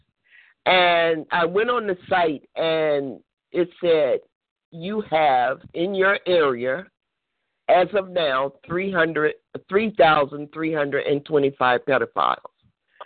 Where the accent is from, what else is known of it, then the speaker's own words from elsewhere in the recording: Florida, United States; moved away; I'm originally from Florida